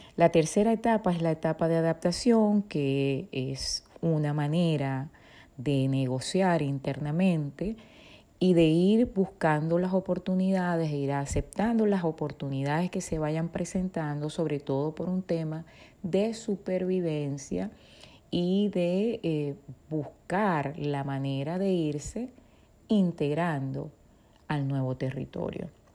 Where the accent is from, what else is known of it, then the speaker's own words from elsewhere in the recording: Venezuela; moved away; Nací en Venezuela, tengo formación como psicóloga y soy migrante